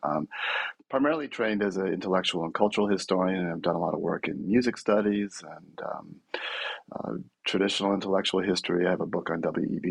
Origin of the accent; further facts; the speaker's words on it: Bay Area, California, United States; I'm from the Bay Area originally